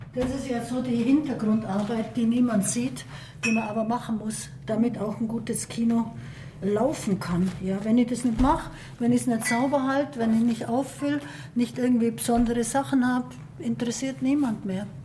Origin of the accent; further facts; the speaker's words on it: Marktoberdorf, Bavaria, Germany; Ich bin geboren in Markt Oberdorf, war aber in der ganzen Welt zu Hause